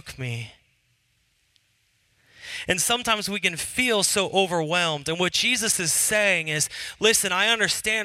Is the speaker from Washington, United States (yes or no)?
yes; Seattle, Washington, United States; I was from Seattle